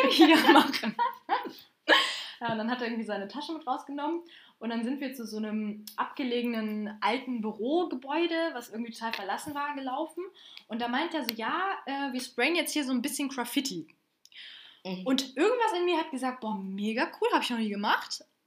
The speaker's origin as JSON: {"language": "German", "town": "Bonn", "region": "North Rhine-Westphalia", "country": "Germany", "said": "ich komme übrigens aus Bonn"}